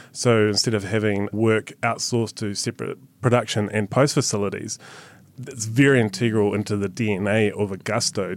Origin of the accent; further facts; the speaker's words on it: New Zealand; being a New Zealander